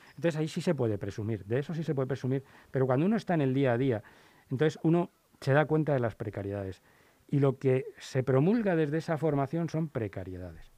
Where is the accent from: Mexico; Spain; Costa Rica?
Spain; era español